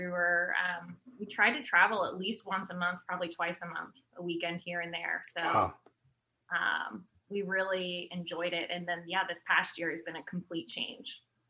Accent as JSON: {"language": "English", "area": "Bay Area", "region": "California", "country": "United States", "tie": "born or raised there", "also_born_or_lived": "London", "said": "So I'm originally from the Bay Area, born and raised, live there now. So after graduating, moved back to San Francisco"}